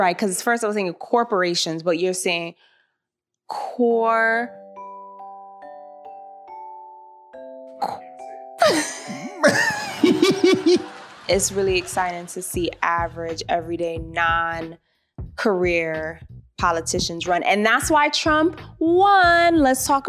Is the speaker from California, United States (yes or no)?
no; New York City, New York, United States; Growing up in New York City, I have people from the Caribbean, people from Africa